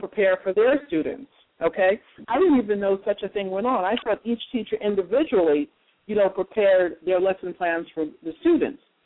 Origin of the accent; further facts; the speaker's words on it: Jersey City, New Jersey, United States; my hometown, Jersey City